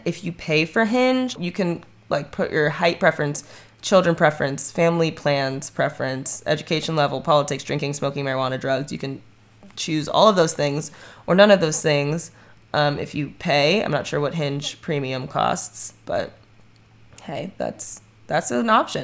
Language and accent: English; Ohio, United States; I grew up in Ohio